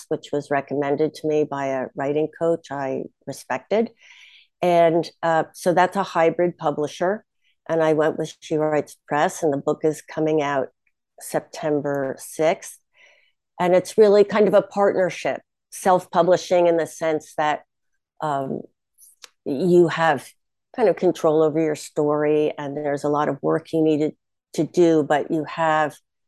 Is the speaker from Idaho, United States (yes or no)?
no; Bronxville, New York, United States; my hometown is Bronxville